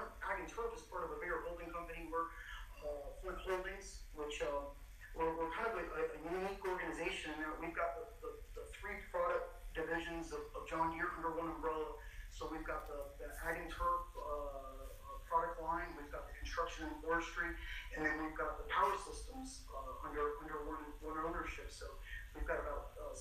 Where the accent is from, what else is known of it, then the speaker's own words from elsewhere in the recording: Argentina; now in Georgia, United States; I'm actually from Argentina. Been in the States for north of 30 years, but my family farms in Argentina, 1,000-acre row crop operation around the Cordoba area.